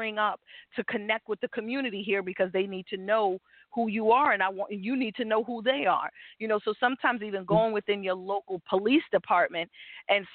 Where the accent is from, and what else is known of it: New York, United States; born or raised there